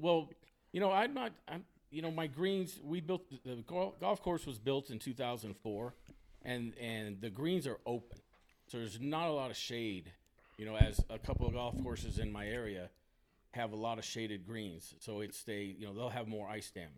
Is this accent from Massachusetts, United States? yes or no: no; Texas, United States; moved away as an adult; also born or lived in Sacramento area; I'm born and raised in Texas